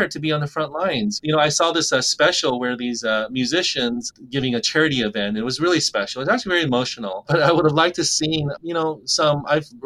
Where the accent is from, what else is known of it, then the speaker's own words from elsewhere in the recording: rural Alaska, United States; I was 24 when I was able to practice and start my own dentistry clinic in my hometown